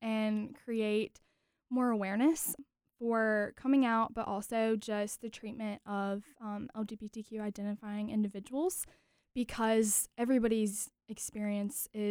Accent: Greenville, North Carolina, United States; I'm from Greenville, North Carolina, which is in Pitt County

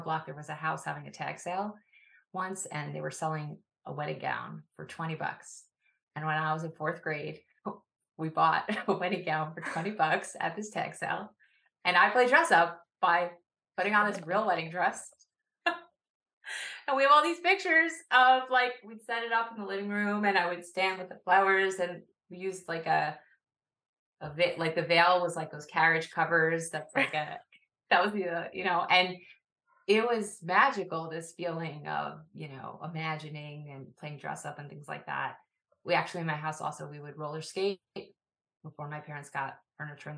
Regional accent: Woodmere, New York, United States; I grew up in Widmer, New York, which is often referred to as part of the five towns.

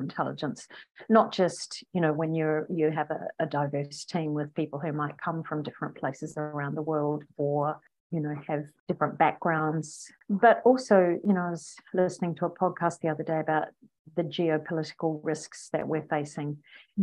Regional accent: New Zealand; accent: Kiwi; now in Australia; I'm a New Zealander. I was born in New Zealand.

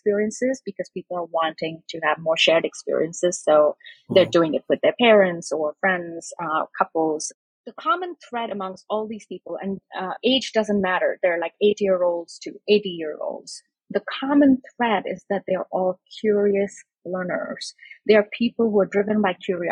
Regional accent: India; now in Brooklyn, United States; I grew up in India

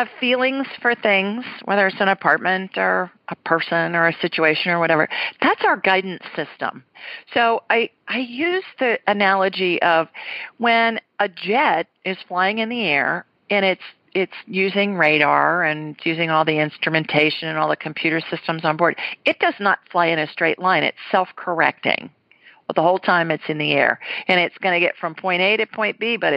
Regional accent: Ohio, United States; moved away; when I was little growing up in Ohio

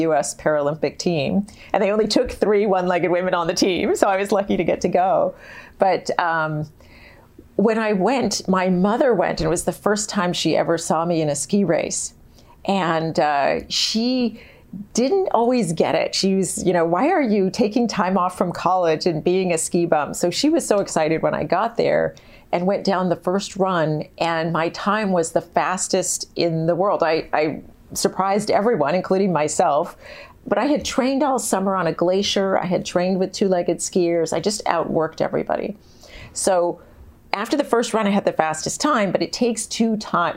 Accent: San Diego, California, United States; moved away; I grew up in San Diego where there's no snow

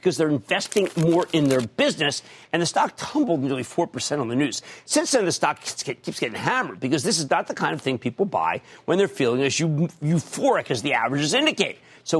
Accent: Philadelphia, Pennsylvania, United States; I'm from Philadelphia and I like it on my soft pretzels.

